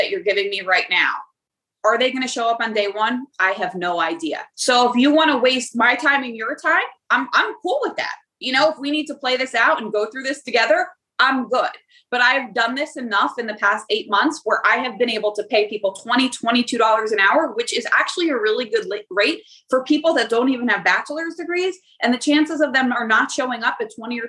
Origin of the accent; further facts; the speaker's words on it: New Jersey, United States; I'm from Jersey. So in Jersey, we're big on loyalty